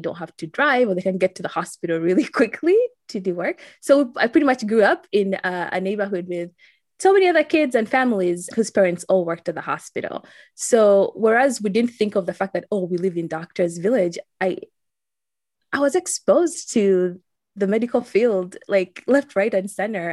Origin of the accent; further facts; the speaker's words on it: Uganda; now in Saint Louis, United States; growing up in Uganda